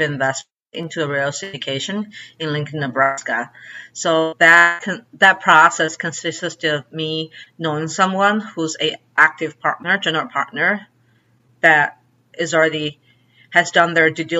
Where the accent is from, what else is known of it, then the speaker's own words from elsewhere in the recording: China; also born or lived in Chicago; now in Arkansas, United States; my hometown in China